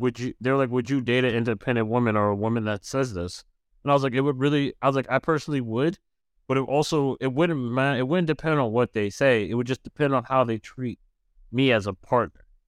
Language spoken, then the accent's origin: English; New York, United States; as a New Yorker